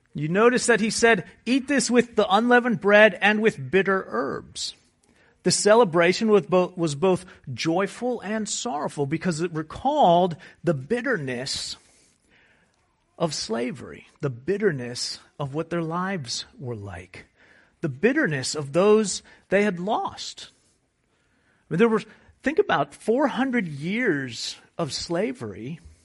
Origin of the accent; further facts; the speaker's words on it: United States; we're American